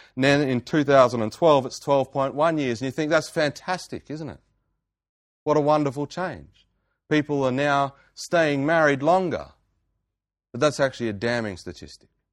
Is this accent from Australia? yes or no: yes; Geraldton, Western Australia, Australia; my hometown in Geraldton